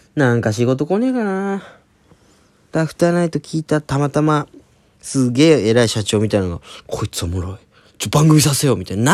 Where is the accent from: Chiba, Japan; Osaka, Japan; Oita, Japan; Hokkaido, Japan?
Oita, Japan; now in Tokyo, Japan; 俺大分出身